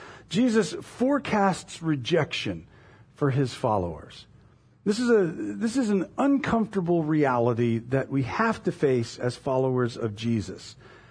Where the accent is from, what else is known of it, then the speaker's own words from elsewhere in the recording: Florida, United States; moved away as an adult; When I was 21, I moved from Florida to Indiana. And I got to, it was northern Indiana, and I got there in late November.